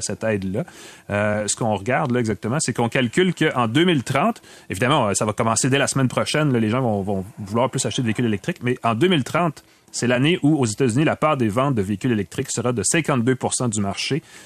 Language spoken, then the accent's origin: French; Quebec, Canada; chez nous, au Québec